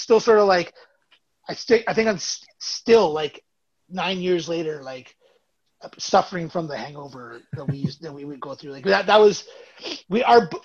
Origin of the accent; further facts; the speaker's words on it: Burlington and Toronto, Ontario, Canada; we're Canadian from Burlington and Toronto